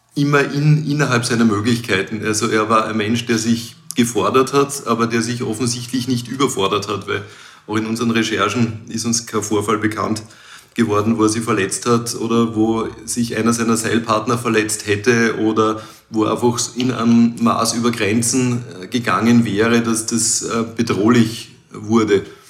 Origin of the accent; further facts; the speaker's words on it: Krems an der Donau, Lower Austria, Austria; ich komme aus Krems an der Donau